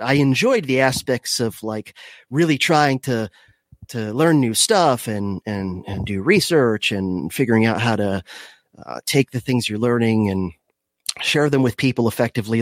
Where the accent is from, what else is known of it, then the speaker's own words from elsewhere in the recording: Miami, Florida, United States; I was born in Miami, if, if, uh, you, w, you wanna go ba-, back that far. Um, so I, I grew up in, uh, the craziest part of Florida